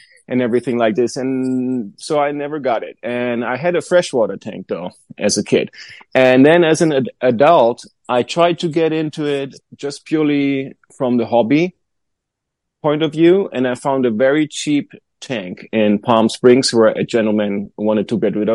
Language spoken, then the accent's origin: English; Germany; now in Joshua Tree, United States; when I was very young, I went to the garden store at my hometown in Germany